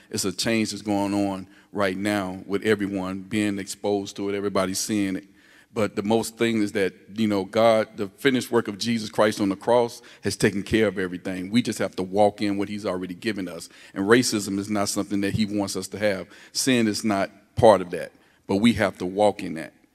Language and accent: English; the South, United States; I grew up in the South as well